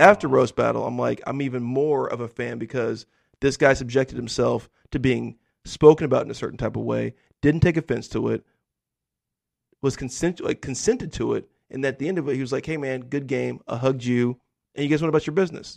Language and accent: English; the deserts of California, United States; I grew up in a really poor, rural, white community in, like, the deserts of California